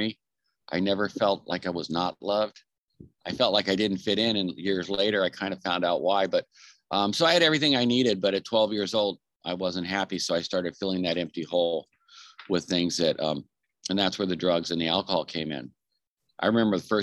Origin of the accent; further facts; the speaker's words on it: Anaheim, California, United States; I was born and raised in Southern California